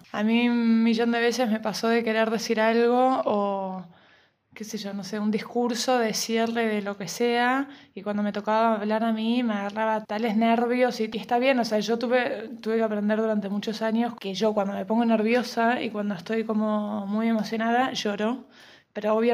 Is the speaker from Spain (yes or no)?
no; Argentina; moved away; cuando llegué acá pasé de Argentina, que era moneda corriente, ir a terapia, o sea, toda la familia entera, a que acá sea un tabú.